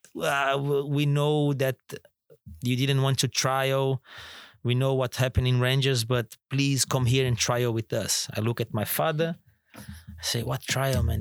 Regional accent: Florianópolis, Santa Catarina, Brazil; moved away as an adult; also born or lived in Turkey / England; now in Singapore; my hometown, Florianópolis

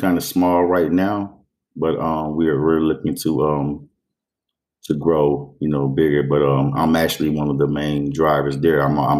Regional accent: Dayton, Ohio, United States; 44, just turned 44 years of age. I grew up here in Dayton, Ohio, born and raised.

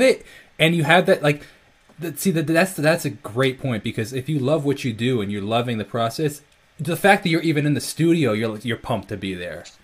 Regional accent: Northport, New York, United States; I'm from New York, Long Island

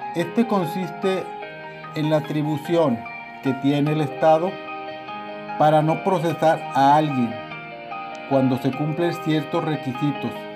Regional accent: Mexico; Los mexicanos estamos acostumbrados

